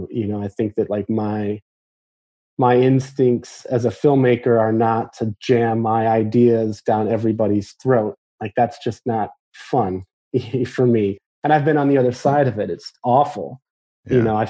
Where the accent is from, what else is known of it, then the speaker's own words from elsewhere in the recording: Midwest, United States; Just told him like I'm from the Midwest and I'm a huge fan.